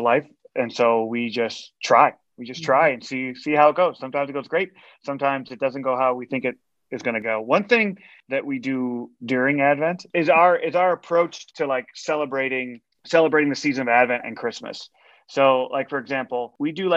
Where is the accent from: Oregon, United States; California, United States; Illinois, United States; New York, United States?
Illinois, United States; outside of Chicago; I grew up outside of Chicago.